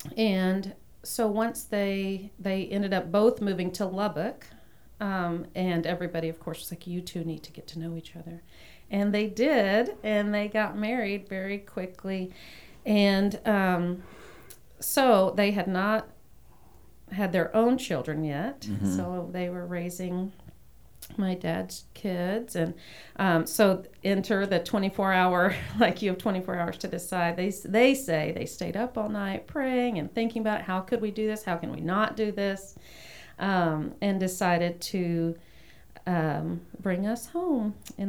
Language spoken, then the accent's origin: English; Bangkok, Thailand; So, I mean, when I think of growing up in Bangkok, it was a very idyllic childhood.